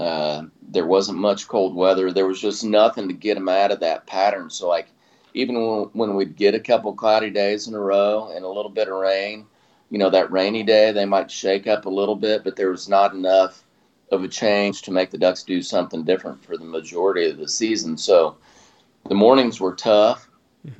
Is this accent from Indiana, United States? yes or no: no; South Carolina, United States; We grew up in South Carolina